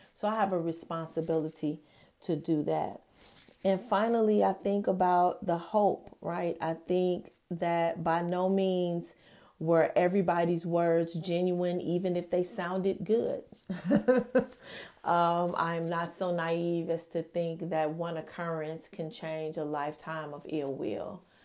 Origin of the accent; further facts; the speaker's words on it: United States; America is my personal country of, of origin